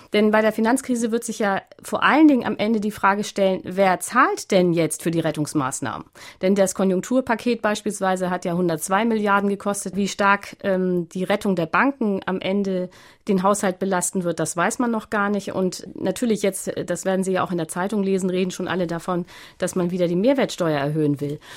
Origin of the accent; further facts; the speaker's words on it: Hamburg, Germany; also born or lived in Berlin; ich bin aufgewachsen in einem Vorort in Hamburg